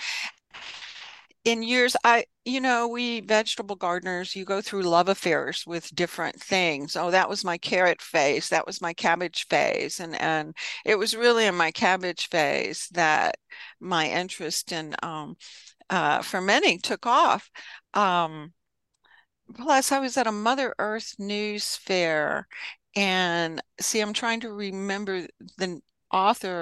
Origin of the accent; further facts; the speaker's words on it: the South, United States; I'm a Southerner